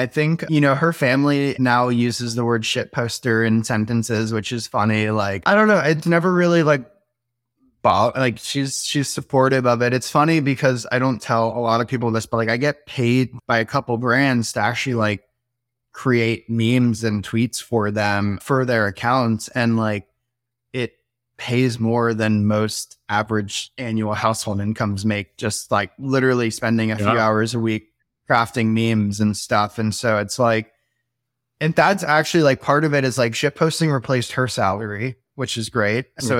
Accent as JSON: {"language": "English", "region": "Florida", "country": "United States", "tie": "born or raised there", "lives_now": "Austin, United States", "said": "this actually feels like super homey after growing up in Florida."}